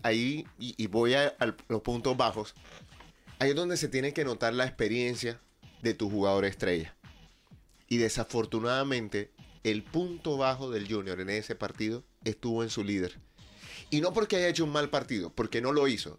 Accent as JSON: {"language": "Spanish", "country": "Colombia"}